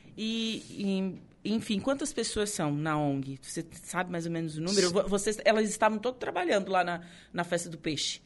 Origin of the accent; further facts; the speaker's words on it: Torres, Rio Grande do Sul, Brazil; eu sou de Torres